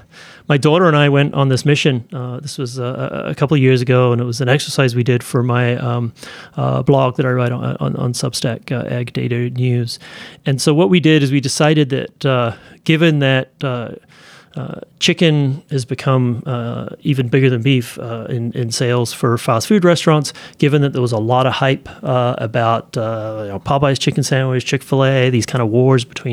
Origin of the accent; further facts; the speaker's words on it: New Zealand; now in United States; When I was a kid growing up in New Zealand